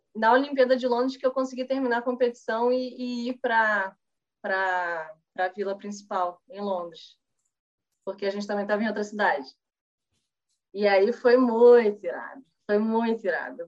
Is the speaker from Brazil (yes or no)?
yes; Brazil